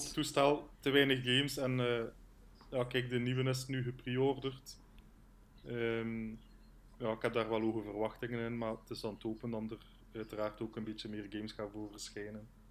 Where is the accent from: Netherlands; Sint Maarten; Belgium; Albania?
Belgium; Wondelgem, Flanders; ik ben afkomstig van Wondelhem.